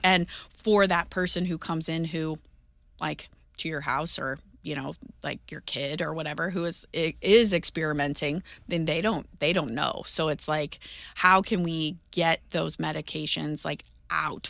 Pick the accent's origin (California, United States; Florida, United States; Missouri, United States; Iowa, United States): Missouri, United States; St. Louis; moved away as an adult; growing up in Saint Louis